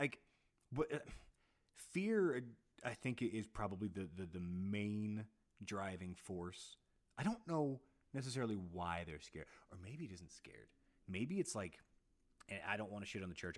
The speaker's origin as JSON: {"language": "English", "region": "Texas", "country": "United States", "tie": "born or raised there", "said": "I'm I'm 10 years older than you and I grew up in Texas."}